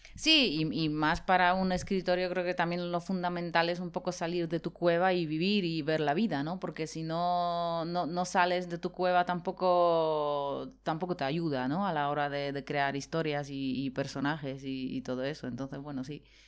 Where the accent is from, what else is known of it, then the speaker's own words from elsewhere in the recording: Poland; moved away; yo me crié en Polonia